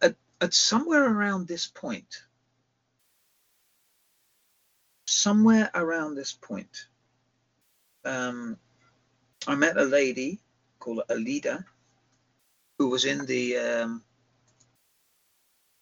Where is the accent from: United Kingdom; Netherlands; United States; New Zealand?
United Kingdom; England; moved away as an adult; also born or lived in Johannesburg, South Africa; now in South Africa; I'm from England.